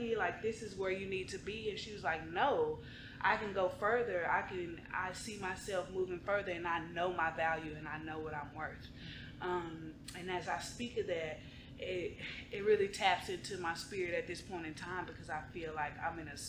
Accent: Dallas, Texas, United States; I was born and raised in Oak Cliff, Texas, South Keystone Pope. That's my hood.

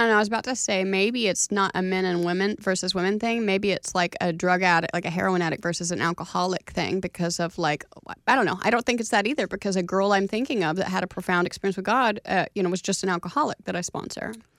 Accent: Oklahoma, United States; moved away; I was from Oklahoma

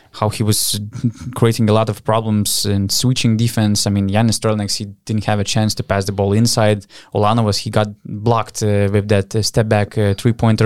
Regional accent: Panevėžys, Panevėžys County, Lithuania; in Panevėžys, in my hometown

